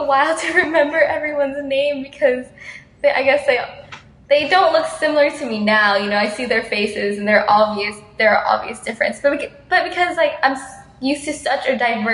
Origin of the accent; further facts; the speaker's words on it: Houston, Texas, United States; moved away; I was from Texas and Houston